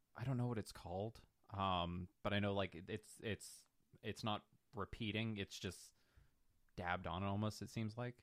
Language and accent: English; North Pole, Alaska, United States; moved away; I'm originally from North Pole, Alaska. We had a house on the outskirts